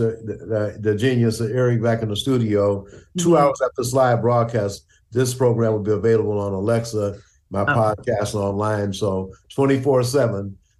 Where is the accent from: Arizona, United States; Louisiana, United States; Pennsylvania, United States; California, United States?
Louisiana, United States; Shreveport; But I was born in Charity Hospital on the colored side in Shreveport, Louisiana in 42 myself.